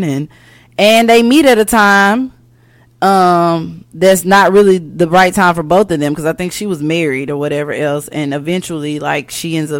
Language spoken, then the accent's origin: English; Wynne, Arkansas, United States; moved away; my home state, Arkansas, and Wynn.